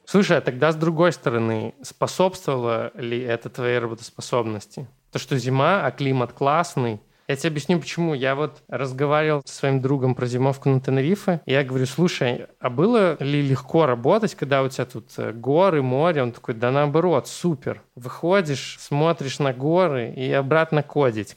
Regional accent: Belarus; у нас в Беларуси

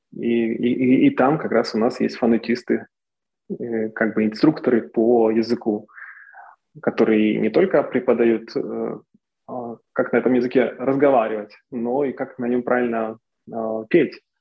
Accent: Torez, Donetsk Oblast, Ukraine; moved away; also born or lived in Kyiv / Moscow; Сначала я учился в городе Торез, в моем родном городе в Донецкой области. Потом я переехал в Донецк, потом в Киев, потом в Москву.

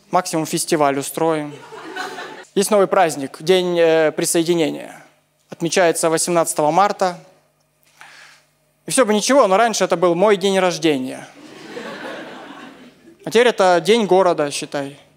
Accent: Crimea, Ukraine; Вообще, я из Крыма приехал.

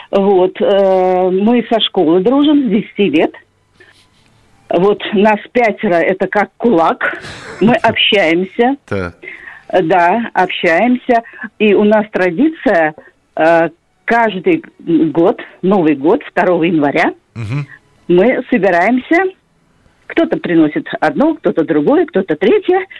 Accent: Saint Petersburg, Russia; я из Санкт-Петербурга.

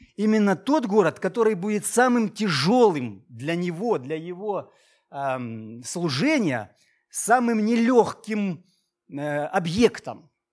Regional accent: Maykop, Adygea, Russia; moved away as an adult; also born or lived in Krasnodar; now in Novorossiysk, Russia; где ты родился, где ты крестился, где ты женился, влюбился, целовался первый раз и все остальное, Майкоп, мой город

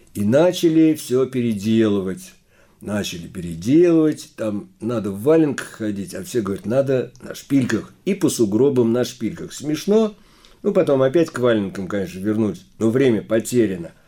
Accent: Saratov Oblast, Russia; accent: akanye

